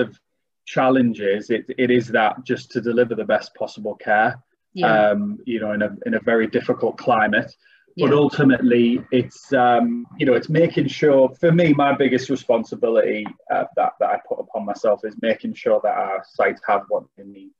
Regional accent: Middlesbrough, North East England, United Kingdom; accent: North East; now in Darlington, United Kingdom; Yeah, very much so. I'm originally from Middlesbrough.

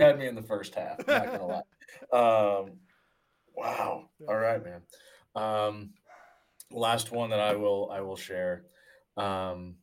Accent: Springfield, Illinois, United States; the Illinois State Fair in my hometown of Springfield, Illinois

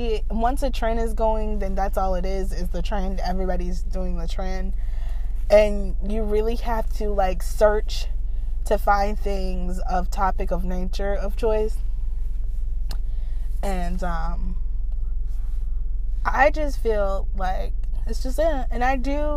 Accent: United States; I grew up in the States, meaning United States

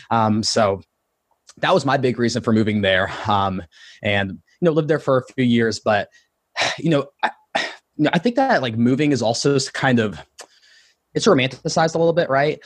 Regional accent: Ohio, United States; moved away as an adult; also born or lived in Columbus, Ohio; now in Austin, United States; I grew up in Ohio

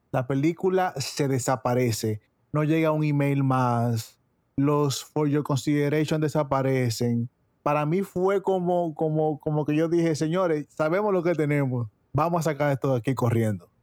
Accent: Dominican Republic; now in United States; en Dominicana, que es de donde vengo

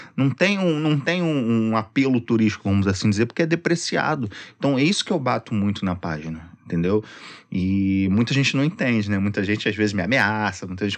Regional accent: Rio de Janeiro, Brazil; also born or lived in Sepetiba / Niterói; Eu sou cresci ali no, no IAPI da Penha, minha família toda ali da, da região

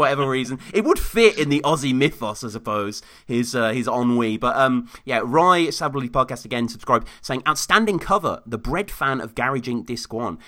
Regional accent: Birmingham, West Midlands, United Kingdom; where I grew up in Birmingham.

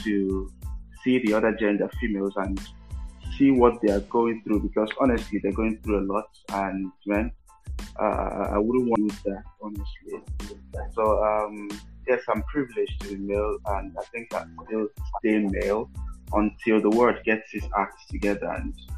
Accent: Nigeria; as a Nigerian

